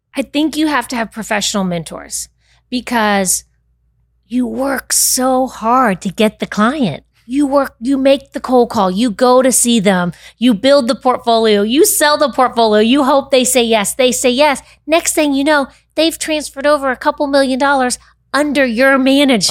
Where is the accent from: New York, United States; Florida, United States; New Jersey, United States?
Florida, United States; Winter Park; Born and raised in Winter Park